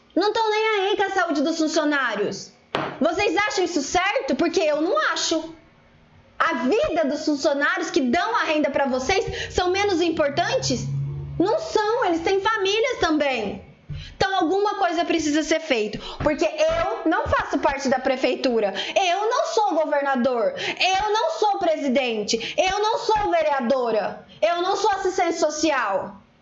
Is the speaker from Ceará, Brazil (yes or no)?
no; interior of São Paulo, Brazil; Nós somos aqui do interior de São Paulo